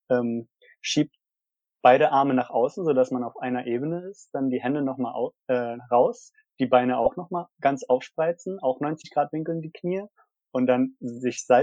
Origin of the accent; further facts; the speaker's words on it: Aachen, North Rhine-Westphalia, Germany; auch mal ein bisschen als, als Community, als Aachener